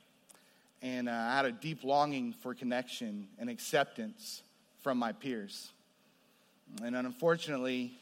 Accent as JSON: {"language": "English", "town": "New Braunfels", "region": "Texas", "country": "United States", "tie": "born or raised there", "said": "I grew up there before it was, before it exploded with the population that we see today"}